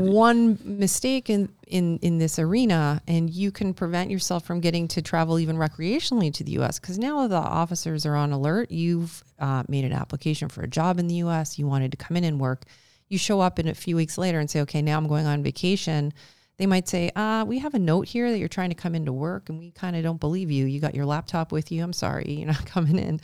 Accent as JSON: {"language": "English", "country": "Canada", "said": "as Canadians"}